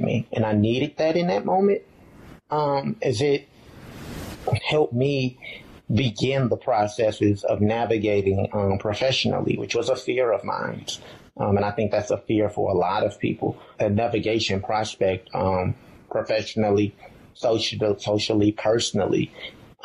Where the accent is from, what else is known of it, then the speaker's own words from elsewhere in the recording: Chicago, Illinois, United States; moved away as an adult; of Chicago in a very religious home where I did not see individuals who reflected this identity